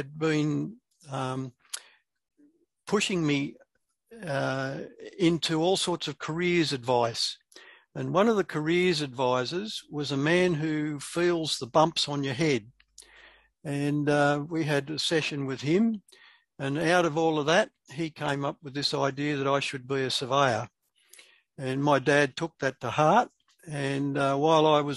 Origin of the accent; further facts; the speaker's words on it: Sydney, New South Wales, Australia; Grew up at South Hurstville.